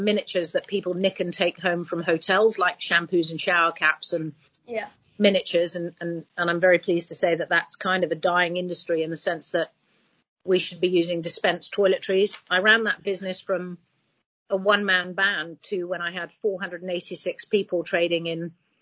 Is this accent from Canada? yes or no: no; Hong Kong; now in United Kingdom; I grew up in Hong Kong